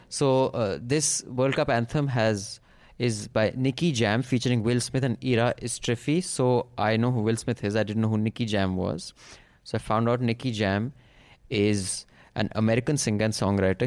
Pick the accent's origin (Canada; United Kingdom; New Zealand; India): India; as an Indian